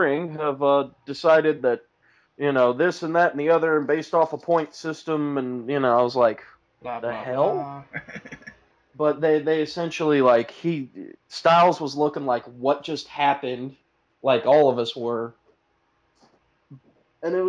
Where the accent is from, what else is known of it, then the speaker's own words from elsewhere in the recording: Bartonville, Illinois, United States; I grew up in Bartonville, and at the time I was going to Limestone